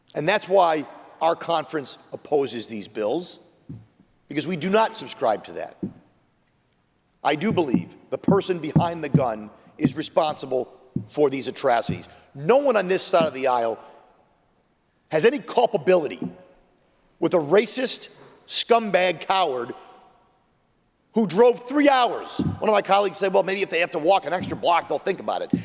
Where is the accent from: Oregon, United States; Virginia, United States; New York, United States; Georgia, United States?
New York, United States; Buffalo; my hometown, Buffalo, New York, Western New York